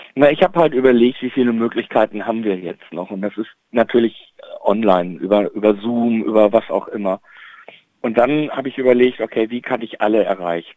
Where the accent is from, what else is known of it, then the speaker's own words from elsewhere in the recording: Bielefeld, North Rhine-Westphalia, Germany; in Bielefeld, in meiner Heimatstadt